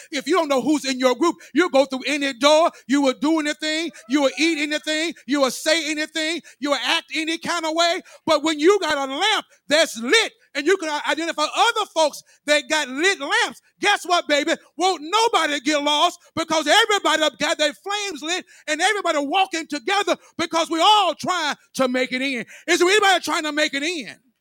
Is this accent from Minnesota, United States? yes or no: no; Memphis, Tennessee, United States; When I was growing up in Memphis, Tennessee